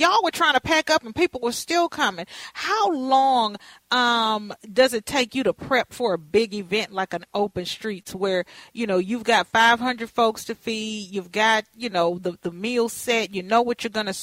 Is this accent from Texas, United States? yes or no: yes; Texas, United States; now in Twin Cities, United States; I'm from Texas